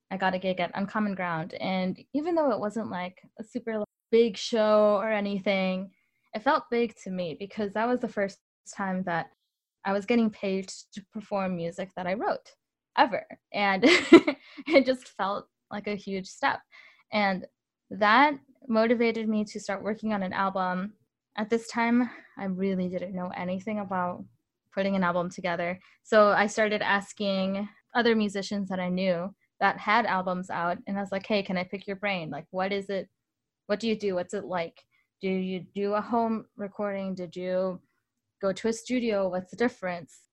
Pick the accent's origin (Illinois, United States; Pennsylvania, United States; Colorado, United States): Illinois, United States; also born or lived in Mexico; I grew up in Northern Illinois. I moved around a lot when I was really young.